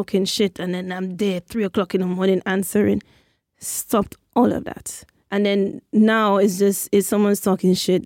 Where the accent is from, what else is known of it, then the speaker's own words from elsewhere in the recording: St. Lucia; moved away; that's what we say in St. Lucia